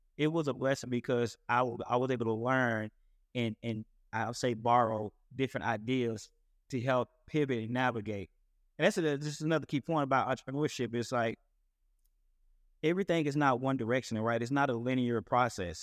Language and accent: English; Paris, Texas, United States; I'm originally from Paris, Texas